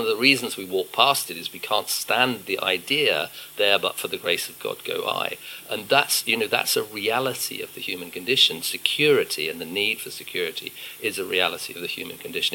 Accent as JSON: {"language": "English", "country": "United Kingdom", "said": "as a Brit"}